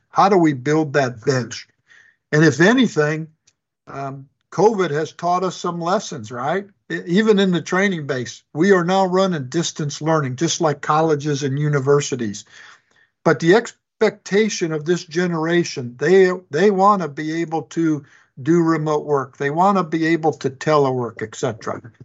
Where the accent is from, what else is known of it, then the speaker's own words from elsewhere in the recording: Chicago, Illinois, United States; moved away as an adult; was born and raised in Chicago, Illinois